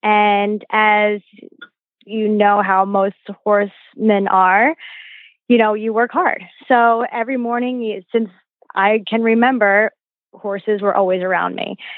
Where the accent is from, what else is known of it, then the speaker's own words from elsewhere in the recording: Pennsylvania, United States; I grew up in Pennsylvania, and where it was very, very cold